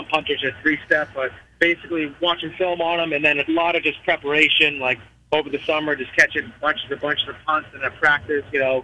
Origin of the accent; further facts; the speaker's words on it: Massachusetts, United States; moved away as an adult; now in Virginia, United States; I'm from Massachusetts, so, I mean, coming down here in Virginia